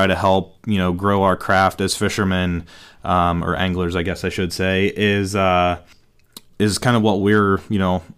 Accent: Western Pennsylvania, United States; we are Western PA guys. I am born and bred here.

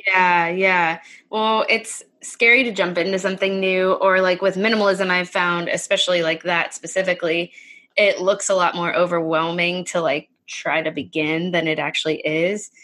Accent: Pittsburgh, Pennsylvania, United States; we moved back close to my hometown. So that's near Pittsburgh, PA

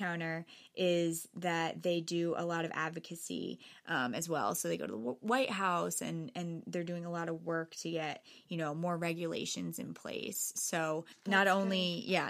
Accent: Norwalk, Connecticut, United States; I grew up right here in Norwalk

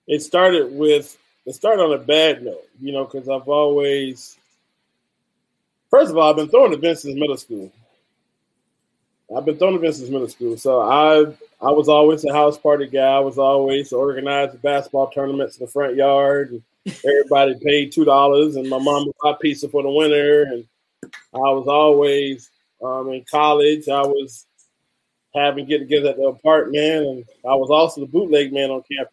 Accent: Orlando, Florida, United States; also born or lived in Kentucky; I'm actually from Orlando, which is a rare thing

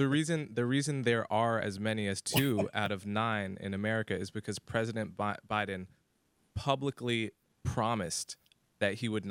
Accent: United States; as an American

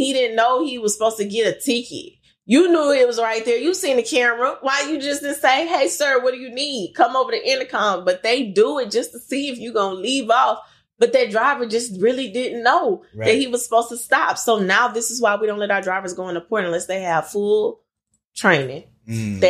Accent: Lake Charles, Louisiana, United States; And then my consistent run is to my hometown, Lake Charles, Louisiana.

